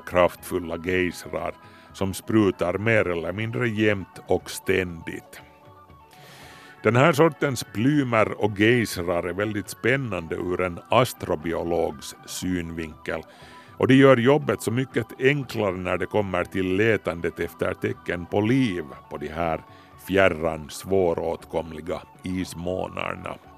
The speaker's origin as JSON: {"language": "Swedish", "town": "Ingå", "region": "Uusimaa", "country": "Finland", "tie": "born or raised there", "said": "när jag var liten, alltså i Ingo skärgård"}